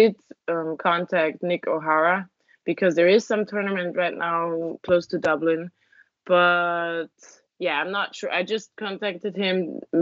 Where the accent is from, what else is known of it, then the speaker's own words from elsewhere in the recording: Vienna, Austria; born there; Sorry, I was born in Vienna. Okay. But home for me is actually not Vienna, because every weekend we were out in the countryside